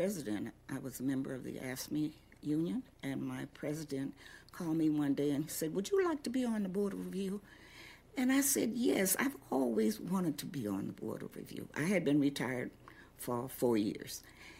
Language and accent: English; Detroit, Michigan, United States; also born or lived in Memphis; I was not born here. I was born in Memphis, Tennessee. However, I've been here since 1945. And so that sort of makes me a lifelong Detroiter.